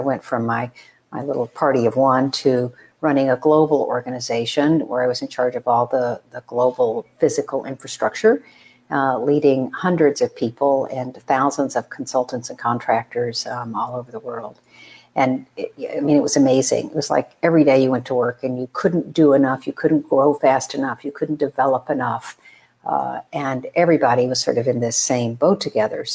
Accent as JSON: {"language": "English", "region": "Texas", "country": "United States", "tie": "born or raised there", "said": "I am the oldest of four. And I was raised in Texas"}